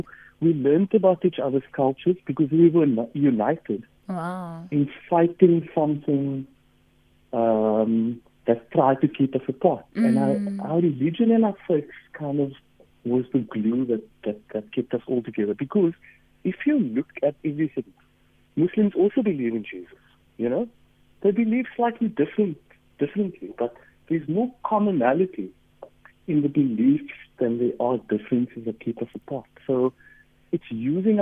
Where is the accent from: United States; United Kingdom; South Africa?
South Africa; Cape Town, Western Cape; I grew up in Mitchell's Plain